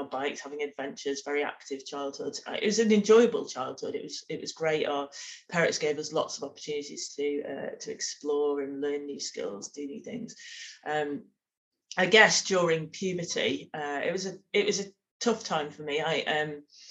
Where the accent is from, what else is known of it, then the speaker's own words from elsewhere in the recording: Manchester, North West England, United Kingdom; I'm Mancunian, very proud of that. Grew up in Manchester